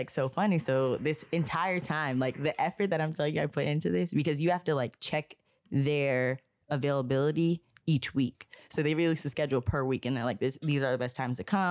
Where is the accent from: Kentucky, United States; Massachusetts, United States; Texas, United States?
Massachusetts, United States; Springfield; I'm from Springfield area.